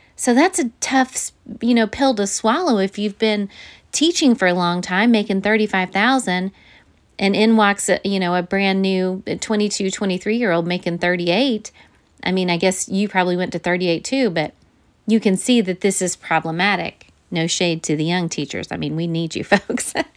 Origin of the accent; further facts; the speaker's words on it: Missouri, United States; my home state of Missouri